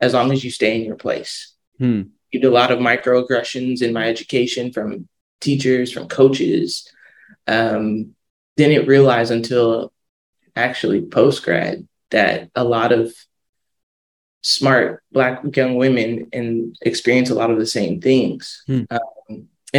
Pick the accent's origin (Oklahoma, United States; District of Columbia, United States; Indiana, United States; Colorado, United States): Colorado, United States; Aurora; moved away as an adult; also born or lived in Albuquerque, New Mexico / England; now in Dallas, United States; I was born and raised in Colorado. Shout out to the ACO